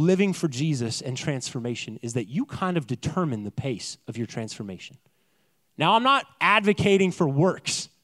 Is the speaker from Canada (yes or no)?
yes; Canada; I'm Canadian. And I bring with me my accent and the culture that I came from.